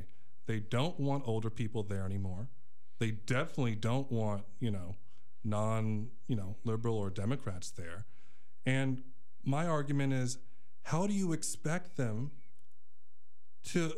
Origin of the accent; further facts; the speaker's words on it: Orlando, Florida, United States; moved away as an adult; also born or lived in Minneapolis, Minnesota / Chicago, Illinois; growing up in Orlando